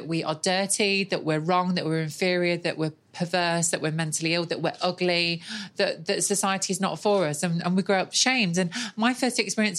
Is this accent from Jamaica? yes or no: no; Nottingham, East Midlands, United Kingdom; I grew up in Nottingham on a council estate